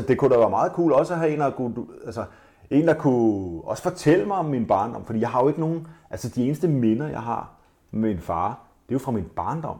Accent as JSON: {"language": "Danish", "country": "Denmark", "said": "Vi er jo danskere"}